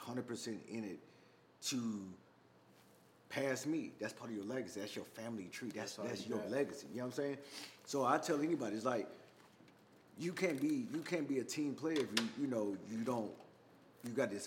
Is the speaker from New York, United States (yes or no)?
no; Miami, Florida, United States; now in Atlanta, United States; I'm from Miami, Florida, I'm from Carroll City